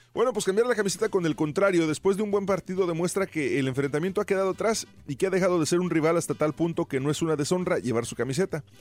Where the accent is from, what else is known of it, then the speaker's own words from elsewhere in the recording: Mexico; moved away; cuando éramos morros en México